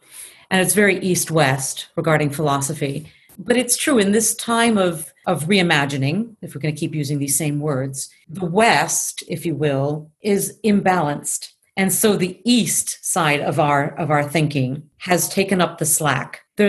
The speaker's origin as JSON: {"language": "English", "region": "Tokyo", "country": "Japan", "tie": "born or raised there", "also_born_or_lived": "Chicago", "said": "I mean, I grew up in Tokyo, so there's a source to that in my own personal being, besides being a very Midwest Chicago girl."}